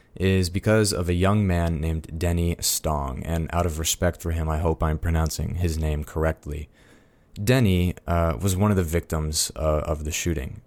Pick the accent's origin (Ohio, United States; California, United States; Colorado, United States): Colorado, United States; Fort Collins; I am a Coloradan. I'm from Fort Collins and Colorado Springs